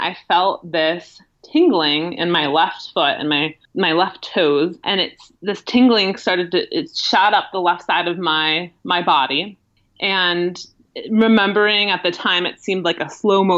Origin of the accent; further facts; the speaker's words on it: Milwaukee, Wisconsin, United States; moved away; I ended up returning to my home in the Midwest. I'm from Milwaukee, Wisconsin originally.